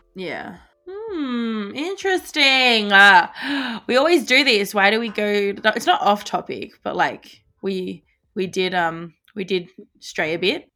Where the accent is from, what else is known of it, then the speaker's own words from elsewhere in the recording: Australia; my nationality is Australian because I was born here